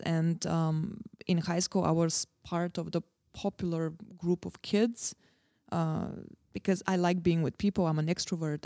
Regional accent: Varna, Varna Province, Bulgaria; now in Prague, Czech Republic; Born and bred in Bulgaria

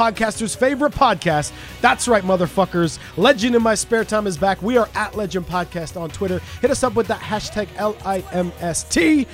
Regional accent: Canada; also born or lived in Wales; now in Cwmbran, United Kingdom; I was born in Wales and moved to Canada really young and moved back to Wales.

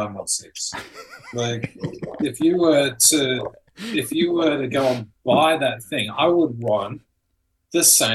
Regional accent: Australia; now in California, United States; I grew up in Australia

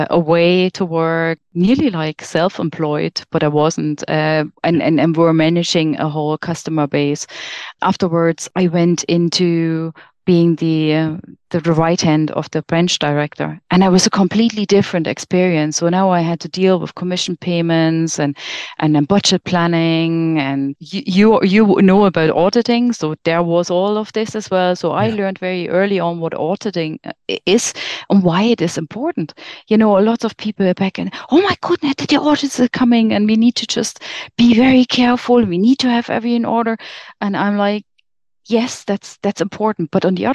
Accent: Germany; moved away as an adult; I'm from Germany

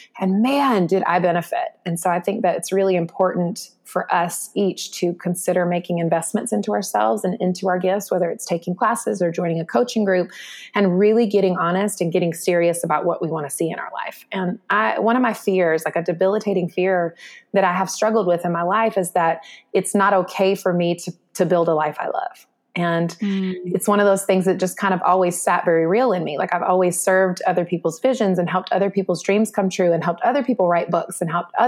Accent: North Carolina, United States; in my home state of North Carolina when I was a little girl.

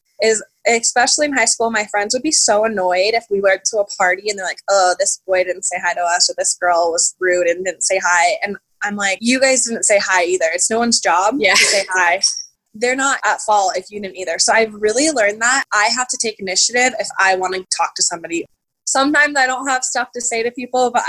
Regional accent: Las Vegas, Nevada, United States; I'm from Las Vegas, so it's a big city, but it's also a pretty small town when it comes to knowing people.

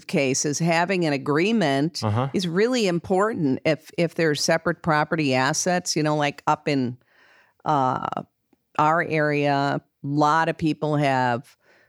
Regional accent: Wisconsin, United States; another reason I'm from Wisconsin, and in Wisconsin and some other states, you have marital property laws.

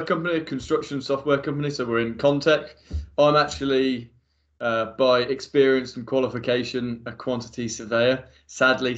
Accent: Midlands, United Kingdom; I'm from the Midlands

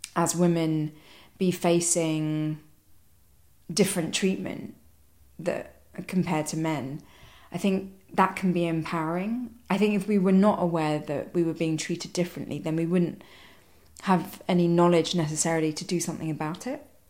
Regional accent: London, United Kingdom; I was born in London. I've hardly been to Sri Lanka. I can't speak the language, um, can't read the writing. Uh, you know, I very much don't know anything about my country of origin. And then, sort of growing up in London

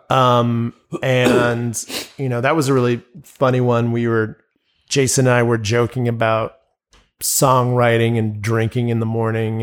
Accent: Albuquerque, New Mexico, United States; "Oh, so where you from?" I'm like, "Albuquerque."

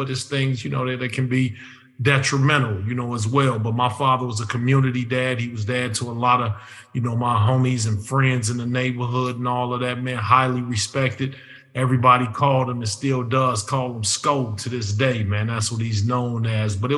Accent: Chicago, Illinois, United States; neighborhood I grew up in, I grew up in Hyde Park, which Hyde Park is where University of Chicago is

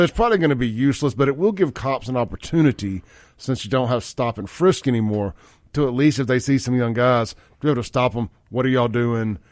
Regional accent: Jackson, Mississippi, United States; growing up in Jackson in the nineties

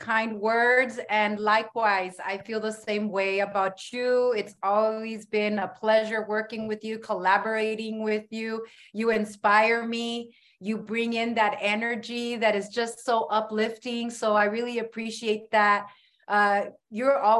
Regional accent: San Diego, California, United States; I'm from the South Bay, San Diego, born and raised here. I'm very proud to be a San Diegan.

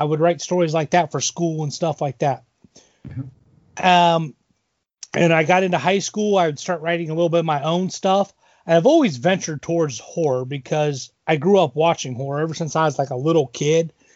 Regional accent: Elida, Ohio, United States; now in Columbus Grove, United States; I actually grew up in Elida, so kind of okay. another small village

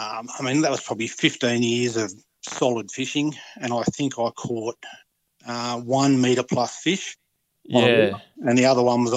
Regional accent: Wagga Wagga, New South Wales, Australia; moved away as an adult; also born or lived in Port Macquarie / Cairns; I grew up in the Wagga area, fishing places like Blowering Dam, the Murrumbidgee River and Mulwala.

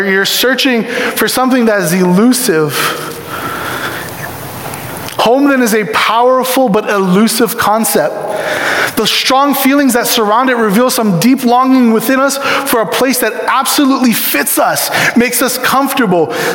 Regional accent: Ewa Beach, Hawaii, United States; moved away; I was born in Ewa Beach, Hawaii.

